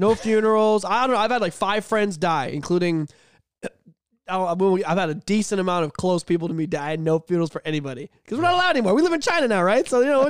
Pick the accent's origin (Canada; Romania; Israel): Canada; but as a Canadian, I'm pretty disgusted of what's gone on with that.